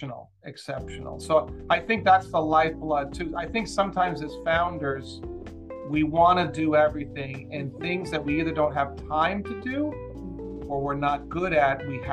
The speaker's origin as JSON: {"language": "English", "region": "New York", "country": "United States", "tie": "born or raised there", "moved": "as an adult", "lives_now": "Southern California, United States", "said": "So I was born and raised in New York. I lived most of my life, my adult life there. And then I met my wife in San Diego. We got married. We lived in New York 16 years."}